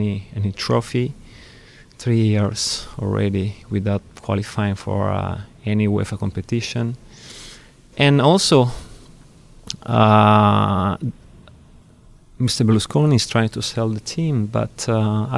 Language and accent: English; Milan, Lombardy, Italy; I was born in Milan.